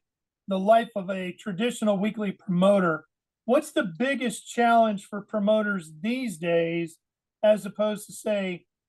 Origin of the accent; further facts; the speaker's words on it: Sacramento, California, United States; out in Sacramento, my hometown.